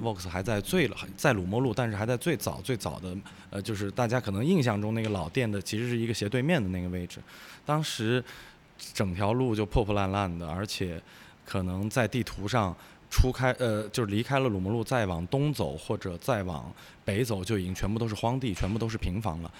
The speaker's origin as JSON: {"language": "Chinese", "region": "northern China", "country": "China", "tie": "born or raised there", "moved": "yes", "lives_now": "Wuhan, China", "said": "我，小时候是在北方生活，所以我来武汉待了十，也十五年了"}